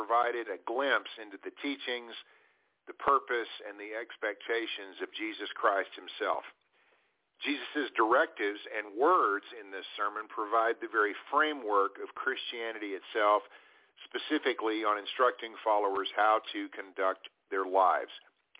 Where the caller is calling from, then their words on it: Abilene, Texas, United States; I'm calling tonight from Abilene, Texas.